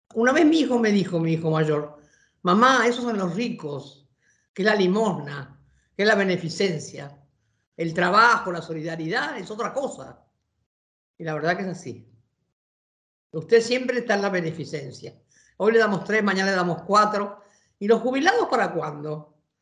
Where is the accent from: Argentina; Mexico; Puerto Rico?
Argentina; como argentinos y argentinas